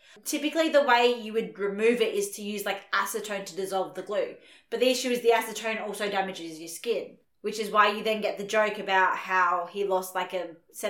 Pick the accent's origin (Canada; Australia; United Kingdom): Australia